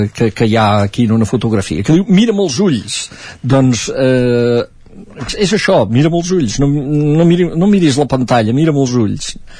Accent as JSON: {"language": "Catalan", "town": "Sant Joan de les Abadesses", "region": "Catalonia", "country": "Spain", "said": "sota casa meva a eh, Sant Joan de les Abadesses, al meu poble"}